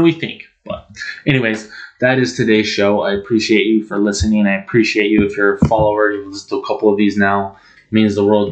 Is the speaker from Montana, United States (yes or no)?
yes; Montana, United States; moved away; I'm from Montana. I don't live there now, but I might move back.